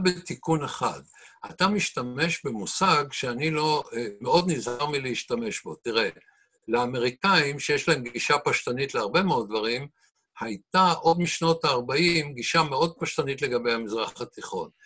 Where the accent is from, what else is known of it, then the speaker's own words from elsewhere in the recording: Israel; אפילו כישראלי